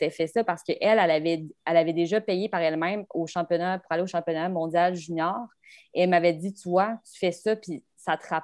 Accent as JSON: {"language": "French", "region": "Arizona", "country": "United States", "said": "je viens de l'Arizona ma famille tripe zéro hockey parce que en Arizona, c'était pas vraiment développé avant."}